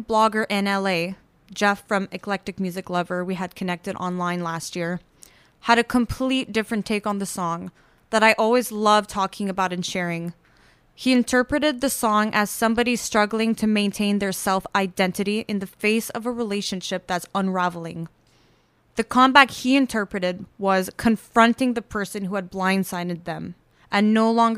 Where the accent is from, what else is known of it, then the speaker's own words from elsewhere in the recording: Montreal, Quebec, Canada; moved away as an adult; now in Toronto, Canada; Born and raised in Montreal, I moved here about 4 years ago to pursue music.